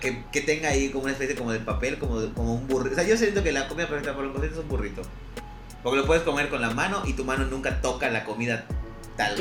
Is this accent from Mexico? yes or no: yes; Mérida, Yucatán, Mexico; No pude estar acá en, mi ciudad natal